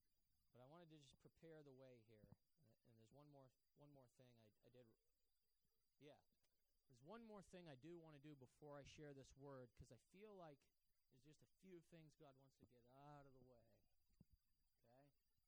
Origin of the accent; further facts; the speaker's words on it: Bangor, Maine, United States; I got saved when I was 18 years old. Okay? I grew up here in the Bangor area.